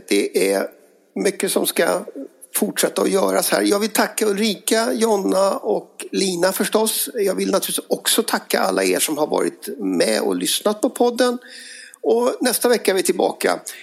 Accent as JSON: {"language": "Swedish", "region": "Dalarna County", "country": "Sweden", "tie": "born or raised there", "said": "mina hemtrakter i, i Dalarna"}